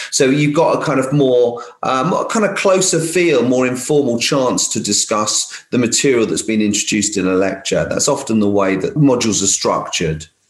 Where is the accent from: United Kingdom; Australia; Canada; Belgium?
United Kingdom; London; now in Essex, United Kingdom; I come from London originally. I'm a bit of a like, London kid really